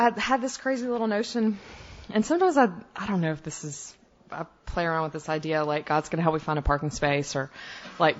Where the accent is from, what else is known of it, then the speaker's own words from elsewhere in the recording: the South, United States; I'm from the South where big old Bible Belt